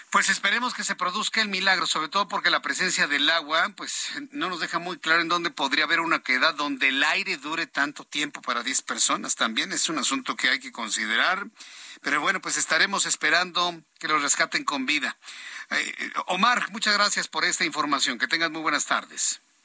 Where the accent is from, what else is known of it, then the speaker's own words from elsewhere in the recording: Mexico; cómo somos los mexicanos? Somos una sociedad de costumbres